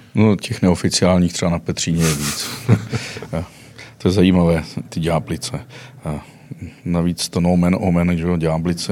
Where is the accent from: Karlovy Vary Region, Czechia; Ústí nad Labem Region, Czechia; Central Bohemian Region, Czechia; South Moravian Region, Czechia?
Karlovy Vary Region, Czechia; now in Prague, Czech Republic; pocházím z Karlovarského kraje